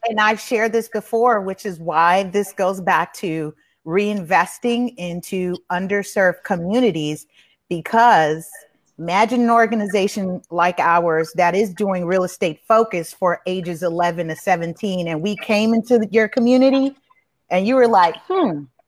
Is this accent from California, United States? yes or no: yes; Los Angeles, California, United States; i grew up on the east side i'm i didn't i wasn't as far as watts but I was off of Avalon and San Pedro